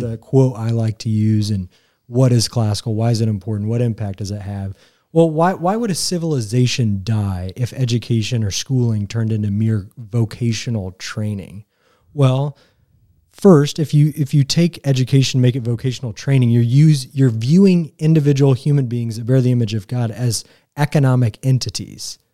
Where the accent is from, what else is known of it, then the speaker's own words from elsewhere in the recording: Greenfield, Indiana, United States; I'm from Greenfield. Like, I'm a marauder. I went to Mount Vernon High School